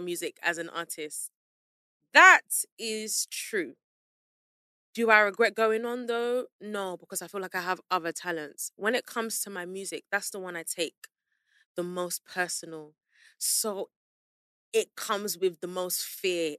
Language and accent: English; London, United Kingdom; also born or lived in Peckham, London; I'm from South London, Southwest. So, close to Central